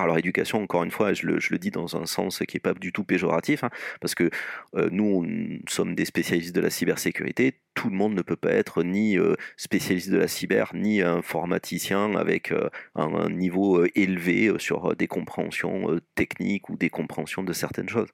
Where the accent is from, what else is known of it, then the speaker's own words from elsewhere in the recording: Toulouse, Occitania, France; moved away as an adult; now in Lyon, France; moi je sois toulousain d'origine et exporté à Lyon pour des besoins professionnels